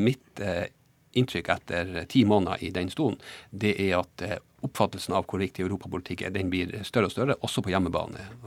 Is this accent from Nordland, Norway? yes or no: no; Båtsfjord, Finnmark, Norway; jeg er fra Båtsfjord